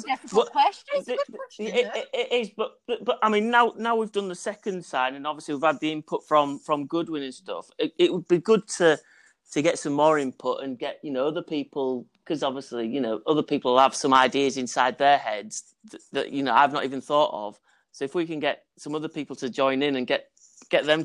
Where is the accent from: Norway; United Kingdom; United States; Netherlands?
United Kingdom; Hull, Yorkshire and the Humber; we're from Hull